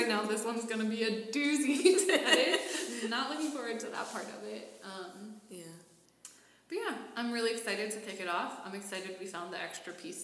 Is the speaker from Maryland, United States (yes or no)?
no; Pittsburgh, Pennsylvania, United States; moved away as an adult; now in Washington, DC, United States; I'm originally from Pittsburgh, so I moved here about 6 months ago